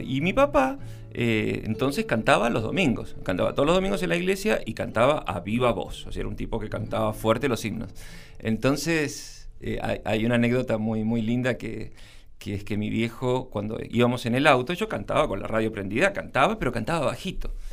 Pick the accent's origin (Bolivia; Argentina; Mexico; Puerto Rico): Argentina; Buenos Aires; Yo nací el primero de abril de 1963 en Buenos Aires.